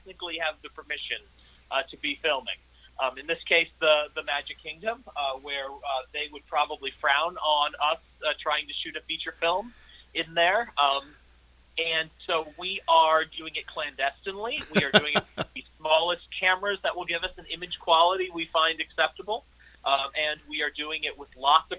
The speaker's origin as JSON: {"language": "English", "town": "St. Louis", "region": "Missouri", "country": "United States", "tie": "born or raised there", "said": "my hometown of St. Louis"}